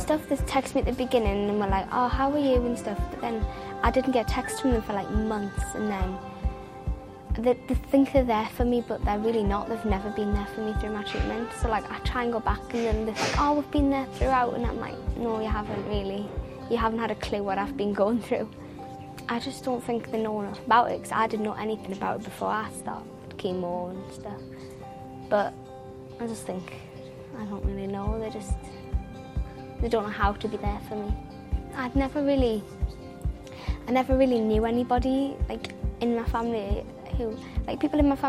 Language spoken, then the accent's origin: English; Cramlington, North East England, United Kingdom; I'm from Cramlington.